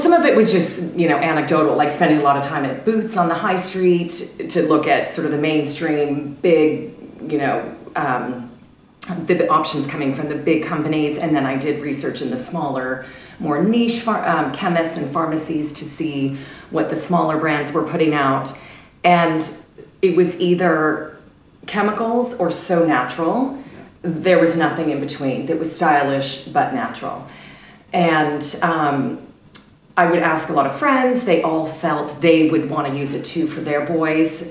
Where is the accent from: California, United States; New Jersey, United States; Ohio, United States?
California, United States; I grew up in California in the 70s and 80s